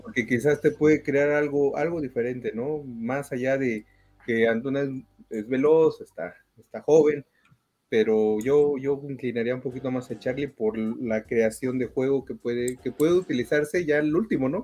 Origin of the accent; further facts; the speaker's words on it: Mexico; como mexicano